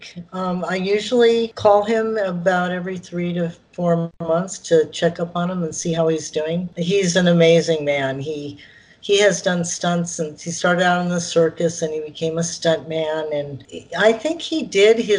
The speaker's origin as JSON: {"language": "English", "region": "California", "country": "United States", "tie": "born or raised there", "accent": "valley girl", "said": "I am from California, and I'm what they call as a valley girl"}